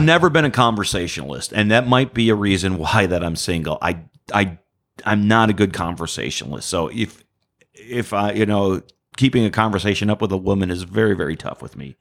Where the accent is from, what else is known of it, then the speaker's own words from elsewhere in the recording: Detroit, Michigan, United States; moved away as an adult; now in Houston, United States; I'm from Detroit.